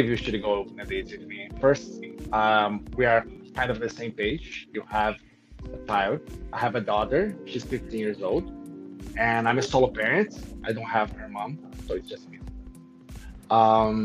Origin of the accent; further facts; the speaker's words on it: Brazil; moved away; I'm from Brazil